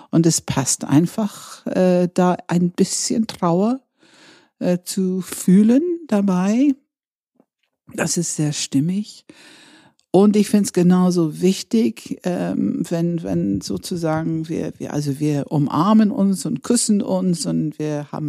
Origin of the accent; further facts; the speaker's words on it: Scotland, United Kingdom; Ich komme ja nun aus Schottland und äh, damals war es wirklich so, dass diese Neujahrsfest wichtiger war als Weihnachten, als ich Kind war.